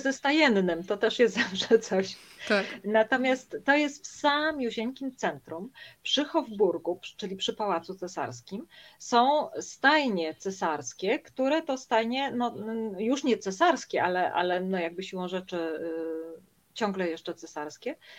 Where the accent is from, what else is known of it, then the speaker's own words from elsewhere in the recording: a small town near Warsaw, Masovian Voivodeship, Poland; moved away as an adult; wracam do mojego rodzinnego miasteczka pod Warszawą